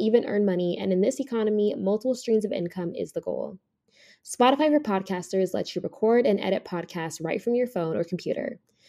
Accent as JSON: {"language": "English", "town": "Las Vegas", "region": "Nevada", "country": "United States", "said": "I'm from Vegas. I now live in Jersey/New York, and I work for L'Oreal as a financial analyst."}